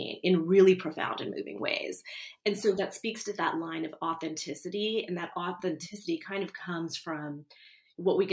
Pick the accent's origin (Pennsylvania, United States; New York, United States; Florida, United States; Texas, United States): Texas, United States; Houston; I'm from Houston